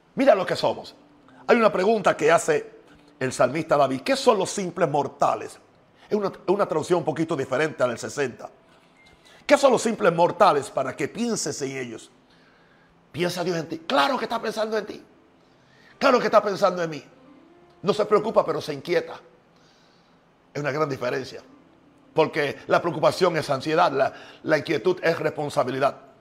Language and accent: Spanish; Puerto Rico; now in United States; yo soy de Estados Unidos, nací en Puerto Rico